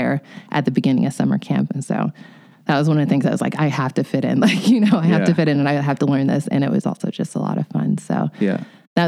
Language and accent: English; United States; My parents are Nigerians, and I was born here in the United States